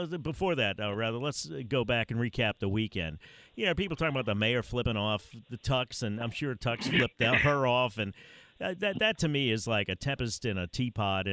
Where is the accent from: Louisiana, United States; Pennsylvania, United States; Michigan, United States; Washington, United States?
Louisiana, United States; New Orleans; you can tell I'm from New Orleans because that's how I say it